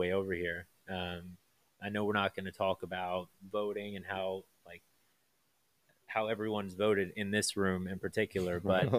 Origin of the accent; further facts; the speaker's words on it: United States; we have as the American people